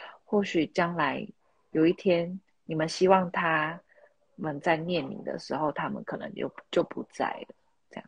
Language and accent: Chinese; Taiwan; 我是台妹啊，没错